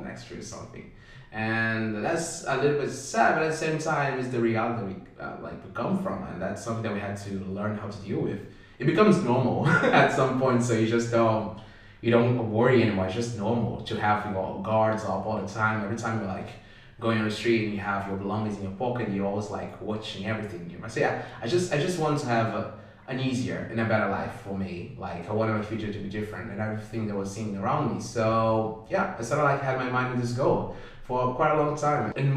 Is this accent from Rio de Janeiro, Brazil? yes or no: yes; Rio de Janeiro, Brazil; moved away as an adult; now in Sweden; I'm originally from the suburbs of Rio de Janeiro. I was born in a neighborhood called Codoviu. Actually, not born there, but like pretty much lived there my whole life when I was younger.